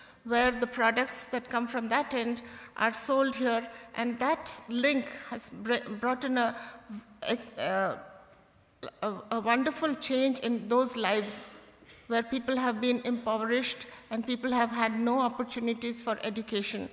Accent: Kolkata, West Bengal, India; I come from Calcutta, which has a 15 million population

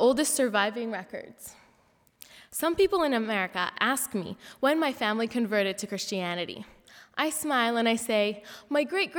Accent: Bethlehem, Palestine; moved away; also born or lived in Jerusalem; I was born in Jerusalem, and I spent most of my childhood in Bethlehem and Jerusalem.

